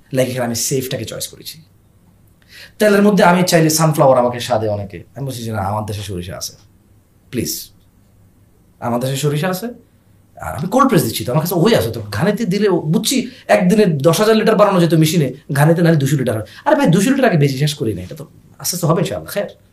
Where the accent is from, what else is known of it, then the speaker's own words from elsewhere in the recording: Bangladesh; আমরা বাংলাদেশে জন্ম হওয়া মানুষ